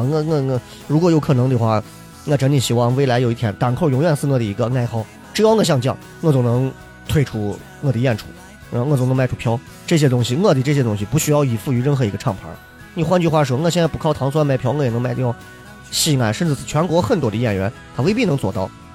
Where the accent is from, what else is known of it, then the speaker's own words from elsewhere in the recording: Xi'an, Shaanxi, China; accent: Xi'an dialect; 我不知道你们能不能听懂我们的方言，但是我的方言仍然是洋气的西安话，我不是那种土锤西安话，洋气的西安话